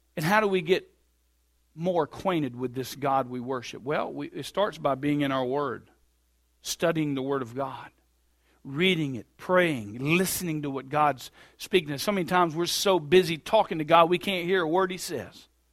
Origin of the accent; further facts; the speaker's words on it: Bluffton, United States; we're from Bluffton